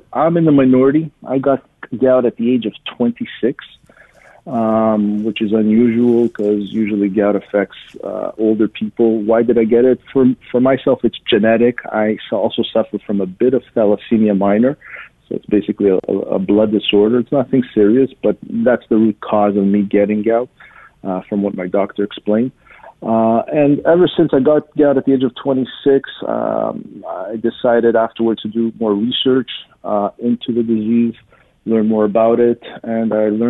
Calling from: Montreal, Quebec, Canada; I'm in the Montreal area in Quebec.

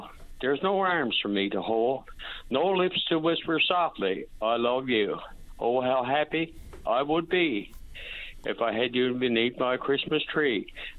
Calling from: St. Lawrence, Newfoundland and Labrador, Canada; We got a fine lot of snow on this end, by the way. I'm calling from St. Lawrence.

